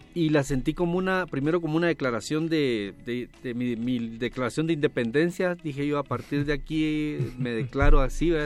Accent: Guatemala; Desde Guatemala, nací en Guatemala

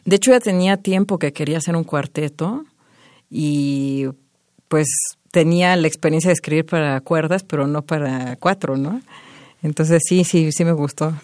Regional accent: Mexico; moved away as an adult; also born or lived in Montreal, Canada; Desde mi origen, pues obviamente siempre voy a sentir que soy más mexicana que canadiense porque pues es de aquí

